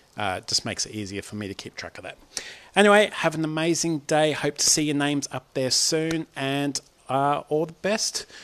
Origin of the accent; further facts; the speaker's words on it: Australia; Aussie Dad